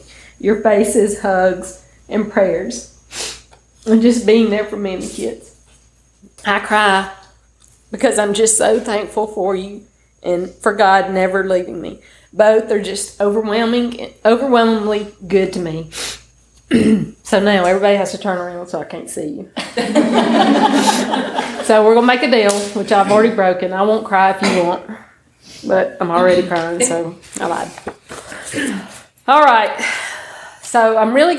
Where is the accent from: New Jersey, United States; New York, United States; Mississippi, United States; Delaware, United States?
Mississippi, United States; Tupelo; now in Pontotoc, United States; I'm from Tupelo, Mississippi. I was born in Tupelo, now live in Pontotoc